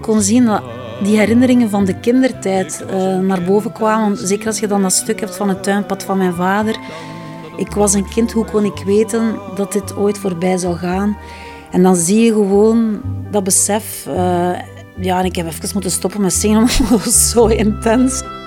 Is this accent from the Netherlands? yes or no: no; Flemings, Flanders, Belgium; we zeker als Vlamingen